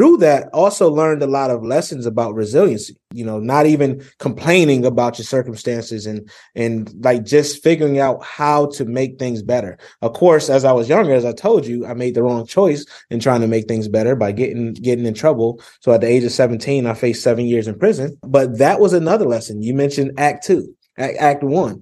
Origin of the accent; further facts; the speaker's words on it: Rochester, New York, United States; growing up in Rochester, New York, I actually grew up in a polygamous household